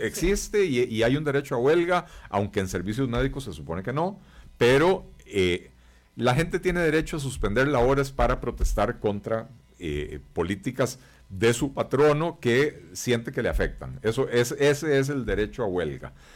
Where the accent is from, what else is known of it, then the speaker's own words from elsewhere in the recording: Costa Rica; somos todos los costarricenses